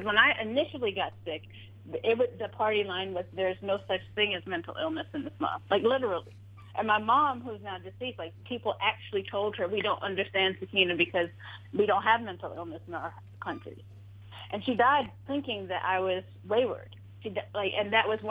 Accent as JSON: {"language": "English", "town": "Silver Spring", "region": "Maryland", "country": "United States", "tie": "born or raised there", "also_born_or_lived": "Washington, D.C.", "said": "I grew up in like Hyattsville, Tacoma Park, Silver Spring area."}